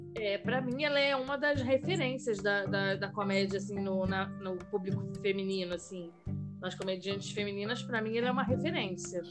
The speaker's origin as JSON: {"language": "Portuguese", "region": "Rio de Janeiro", "country": "Brazil", "tie": "born or raised there", "accent": "carioca", "moved": "as an adult", "lives_now": "Americana, Brazil", "said": "Morei lá 27 anos, então acho que nem perco, né? O sotaque"}